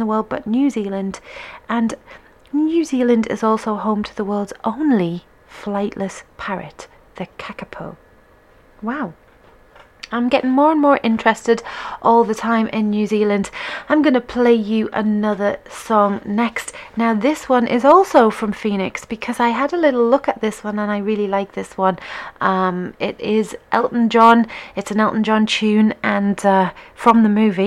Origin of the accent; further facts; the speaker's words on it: England, United Kingdom; being an English person